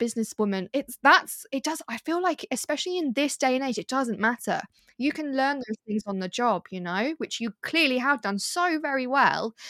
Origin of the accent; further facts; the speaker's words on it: United Kingdom; we are British